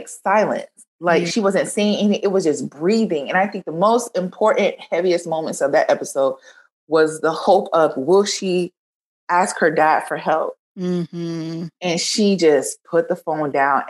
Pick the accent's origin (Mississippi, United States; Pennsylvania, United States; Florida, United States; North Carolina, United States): Florida, United States; I'm from Florida